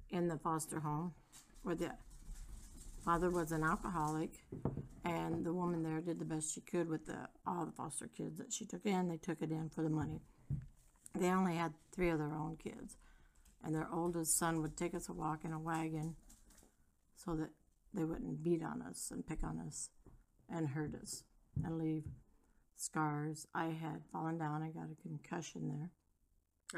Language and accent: English; Three Rivers, Michigan, United States; I was born in Three Rivers, Michigan in 1956